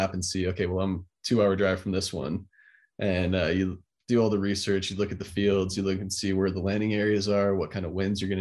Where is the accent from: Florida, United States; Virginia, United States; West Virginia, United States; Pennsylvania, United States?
Florida, United States; growing up in Florida